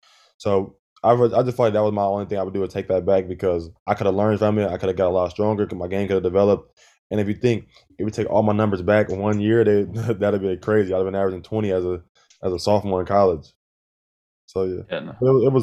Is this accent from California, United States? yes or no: yes; California, United States; we're from California, we're from the Bay. I don't think 90% of us has ever even been to the snow before.